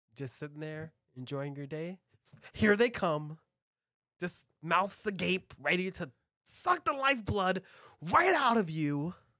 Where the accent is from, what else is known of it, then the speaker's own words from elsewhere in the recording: United States; I'm an American